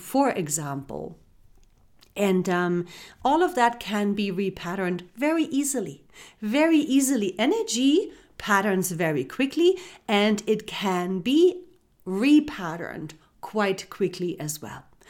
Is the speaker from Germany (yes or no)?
yes; Germany; moved away; I was born and raised in Germany